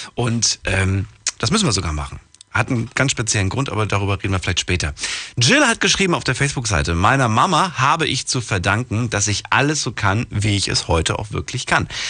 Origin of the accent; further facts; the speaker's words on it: Thuringia, Germany; moved away; bei uns in Thüringen